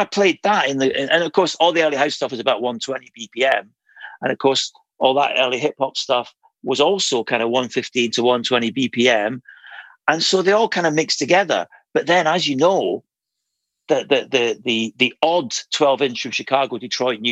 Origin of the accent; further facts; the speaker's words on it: Aberdeen, Scotland, United Kingdom; moved away; I was originally from Aberdeen